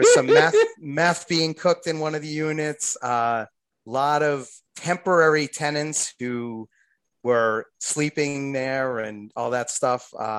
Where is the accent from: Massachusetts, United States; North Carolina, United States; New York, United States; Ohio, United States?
Massachusetts, United States; Boston; So I'm from Boston. I'm looking at it like Boston style pizza.